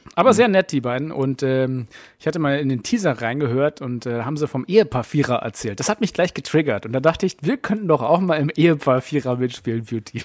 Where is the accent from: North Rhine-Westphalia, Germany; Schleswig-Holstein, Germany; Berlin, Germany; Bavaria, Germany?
Berlin, Germany; als Berliner